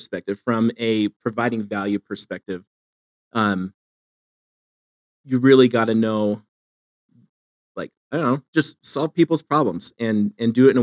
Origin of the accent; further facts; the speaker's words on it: Phoenix, Arizona, United States; moved away as an adult; also born or lived in Boise, Idaho; now in Eastern Idaho, United States; I'm from Phoenix. And so I moved from Phoenix to Boise and then from Boise to where I am in Eastern Idaho